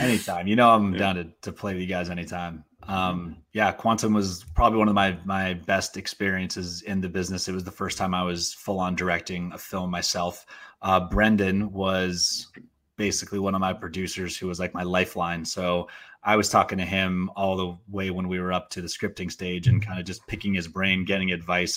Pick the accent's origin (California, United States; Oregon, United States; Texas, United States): Oregon, United States; Portland; also born or lived in Philippines; when I moved to Portland, Oregon, um, years later, when I was seven